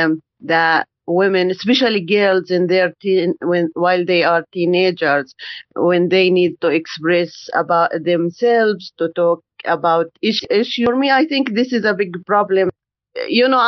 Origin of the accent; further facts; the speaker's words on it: Palestine; I'm from Palestine.